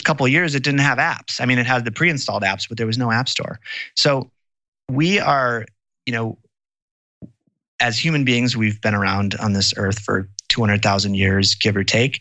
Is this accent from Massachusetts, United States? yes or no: no; Wisconsin, United States; I grew up in Wisconsin, and my grandmother is actually from Green Bay